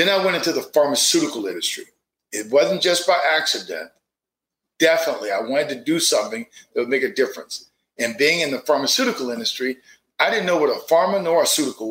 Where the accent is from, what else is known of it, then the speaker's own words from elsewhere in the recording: Fort Pierce, Florida, United States; Zora, the great Renaissance writer, is from my hometown, or I'm from her hometown.